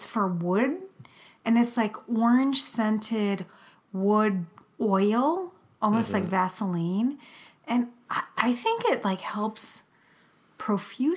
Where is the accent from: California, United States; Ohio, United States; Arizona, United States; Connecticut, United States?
Ohio, United States; I was from Ohio. Oh my God. Because I am.